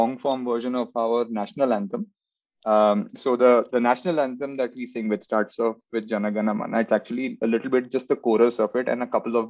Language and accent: English; Kolkata, West Bengal, India; I was born in Calcutta, and in heart, it is still Calcutta.